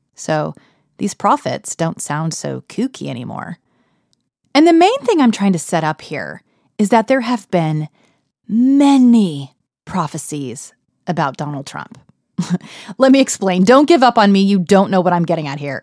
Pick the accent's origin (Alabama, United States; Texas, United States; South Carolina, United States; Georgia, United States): Texas, United States; now in Harlem, New York, United States; I'm from Texas. the most conservative county in Texas, as a matter of fact. These are my roots